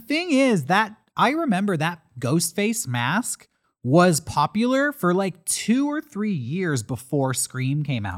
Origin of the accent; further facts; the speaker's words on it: Santee, California, United States; We went to the Walmart in Santee, my hometown